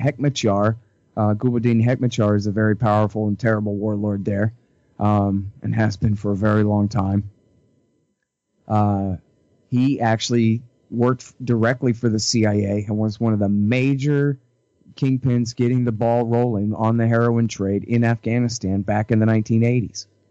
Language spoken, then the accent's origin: English; Texas, United States; I'm from Texas